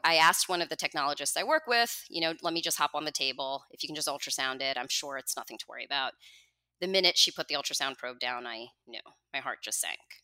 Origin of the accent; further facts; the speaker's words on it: New Jersey, United States; also born or lived in Manhattan, New York; I was born in New Jersey, and I've lived here my whole life, except for a five-year stint where my husband and I lived in Manhattan